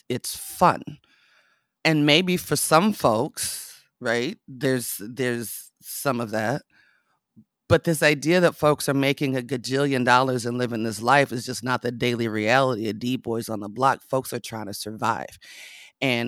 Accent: Las Vegas, Nevada, United States; moved away; I wasn't raised out here. I was raised in Las Vegas.

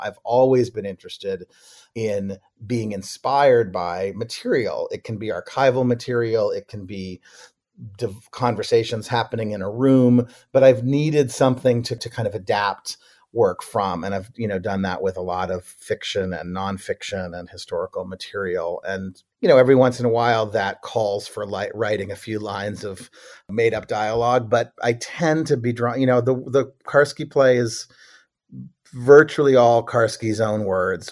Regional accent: Boston, Massachusetts, United States; moved away; also born or lived in Brookline, Massachusetts; I grew up in Boston, Boston and Brookline, Massachusetts.

